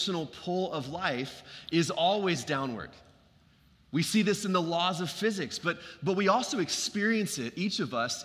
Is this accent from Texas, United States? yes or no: yes; Dallas, Texas, United States; when I was growing up in Lake Highlands, these were some of my earliest years